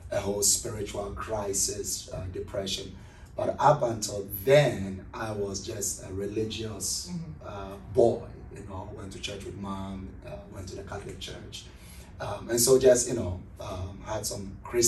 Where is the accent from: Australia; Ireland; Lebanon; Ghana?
Ghana; Accra, Greater Accra; moved away as an adult; now in Columbus, United States; I'm originally from Ghana, West Africa, from a city called Accra, which is the capital city of Ghana.